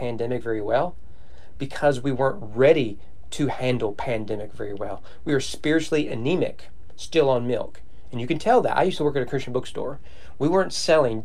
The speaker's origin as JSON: {"language": "English", "area": "Owen County", "region": "Kentucky", "country": "United States", "said": "I'm from Owen County"}